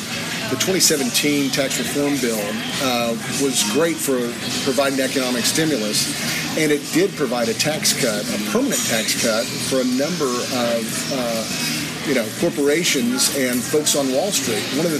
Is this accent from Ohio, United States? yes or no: no; Oklahoma, United States; Well, it's funny because I came to town with my home state senator.